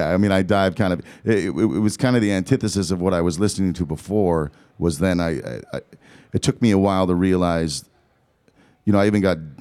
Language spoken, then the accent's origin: English; Southern California, United States; also born or lived in Eugene, Oregon; I was born in Eugene, Oregon, and then moved to Southern California